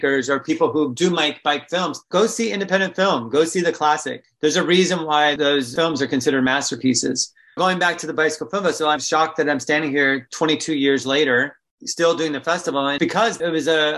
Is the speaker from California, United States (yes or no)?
yes; California, United States; moved away; I'm from California originally